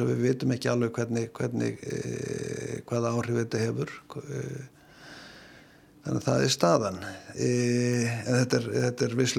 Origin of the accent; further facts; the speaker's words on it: Iceland; við erum nú Íslendingar eru um það bila allir sérfræðingar í landuhöfn